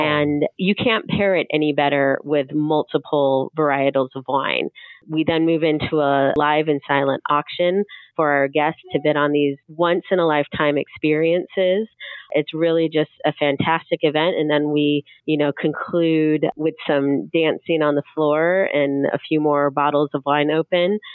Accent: the Midwest, just outside of Chicago, Illinois, United States; now in Southern Oregon, United States; I'm a transplant. I grew up in the Midwest, just outside of Chicago

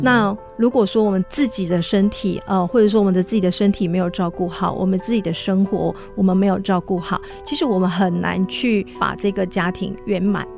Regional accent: Beigang, Yunlin County, Taiwan; now in Huwei, Taiwan; 因为我们是云林的小孩子，那因为我，呃，出生地是在北港

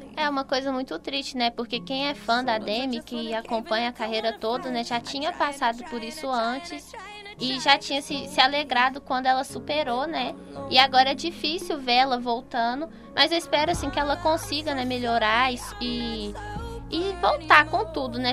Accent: Brazil; a gente como brasileiro

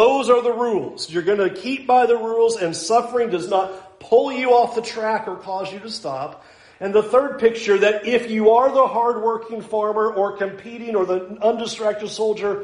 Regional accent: United States; as American Christians

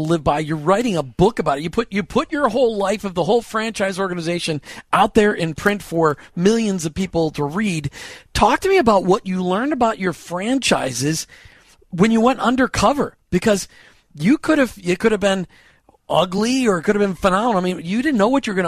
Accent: Minneapolis, Minnesota, United States; moved away; I grew up in Minneapolis

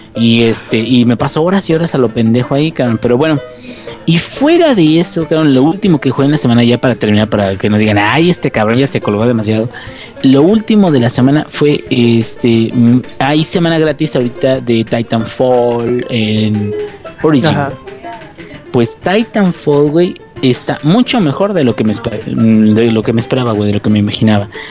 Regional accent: Mexico; yo soy mexicano.

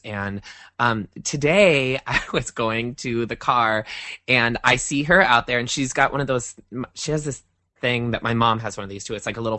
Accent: Iowa, United States; moved away; It reminds me of growing up in Iowa

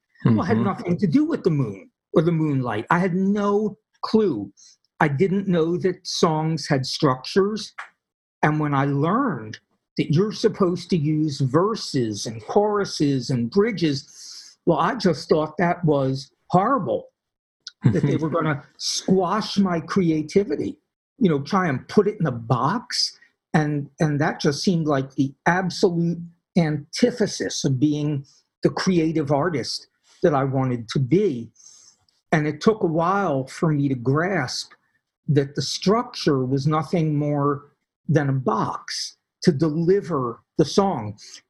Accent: Philadelphia, Pennsylvania, United States; I came from Philadelphia, where there was no doubt if you were in a ghetto, if you were in a really dangerous area, you knew it.

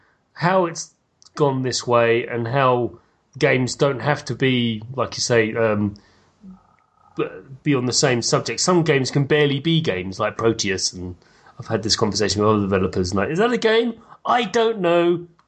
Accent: United Kingdom; being British

